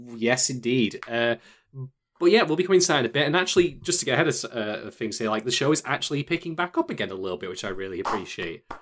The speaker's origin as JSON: {"language": "English", "country": "United Kingdom", "said": "I'm the Brit"}